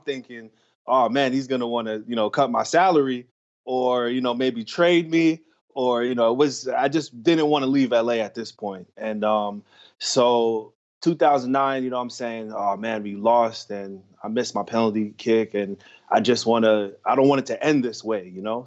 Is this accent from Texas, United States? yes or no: no; New York, United States; moved away; also born or lived in Los Angeles; I'm from New York